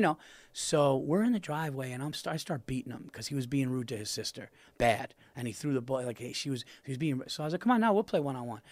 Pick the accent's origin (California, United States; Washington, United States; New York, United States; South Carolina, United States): New York, United States; my hometown